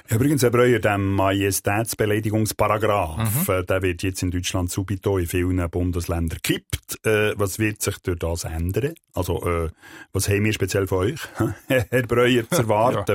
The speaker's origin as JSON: {"language": "German", "country": "Switzerland", "said": "Als äh, Schweizer Satiriker"}